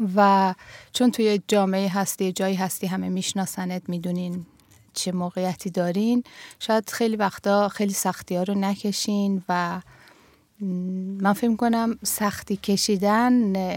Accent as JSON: {"language": "Persian", "town": "Tehran", "region": "Tehran Province", "country": "Iran", "tie": "born or raised there", "first_language": "Persian", "moved": "as an adult", "lives_now": "Sweden", "said": "تهران به دنیا اومدم سال 1347 توی تهران"}